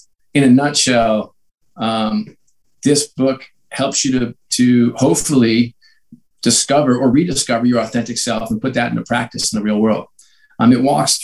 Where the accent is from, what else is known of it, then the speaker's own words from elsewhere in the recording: New York, United States; I grew up in New York